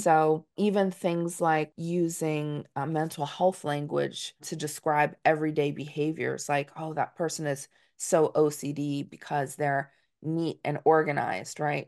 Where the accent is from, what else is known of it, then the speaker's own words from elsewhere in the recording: Dutchess County, New York, United States; as a Northeasterner, I'm from Dutchess County, New York.